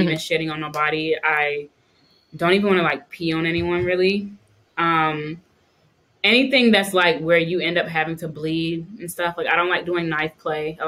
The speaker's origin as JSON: {"language": "English", "region": "North Carolina", "country": "United States", "said": "I'm from the South, I'm from North Carolina. I'm a Southern sweetheart"}